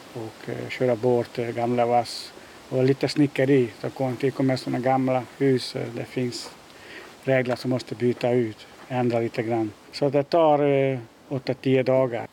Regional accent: Hungary; Swedish is a second language; moved away as an adult; also born or lived in Netherlands / Denmark; now in Malmö, Sweden; kommer från mitt hemland, från Ungern.

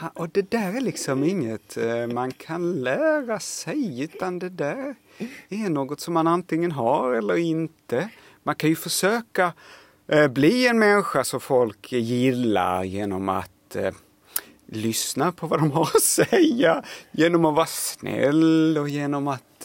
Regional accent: Lund, Skåne, Sweden; accent: Skånska (Lund variant); jag kommer ifrån Lund och har pratar då skånska med någon sån här lite förnäm lundensisk eh, variant av skånska

